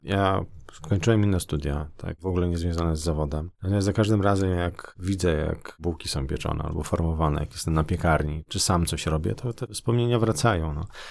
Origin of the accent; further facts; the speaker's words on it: Nowy Dwór Mazowiecki, Masovian Voivodeship, Poland; born or raised there